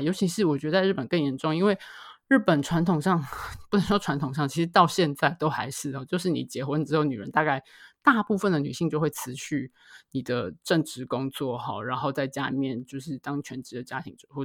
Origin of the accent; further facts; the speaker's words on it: Taiwan; 住在所谓的眷村里面